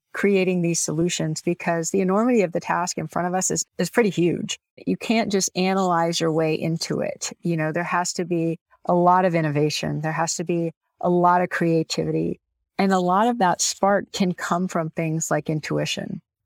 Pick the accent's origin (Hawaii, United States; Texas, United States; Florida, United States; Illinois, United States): Texas, United States; Houston; I grew up in Houston